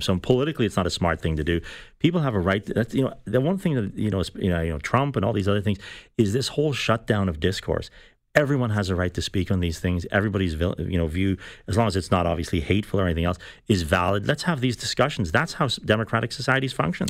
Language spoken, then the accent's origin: English; Ireland; now in Canada; I'm Irish. I came from Ireland. We, I came here in the nineteen seventies.